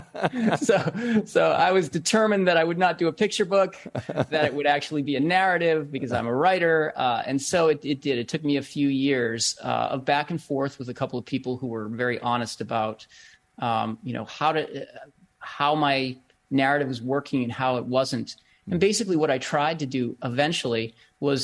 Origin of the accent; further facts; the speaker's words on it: Bedford, Massachusetts, United States; my town in Bedford, Massachusetts, my hometown